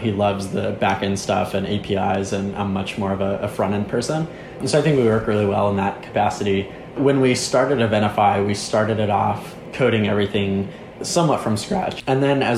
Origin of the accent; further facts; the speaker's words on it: a suburb of Dallas, Texas, United States; I grew up in a suburb in Dallas, just 30 minutes north of Dallas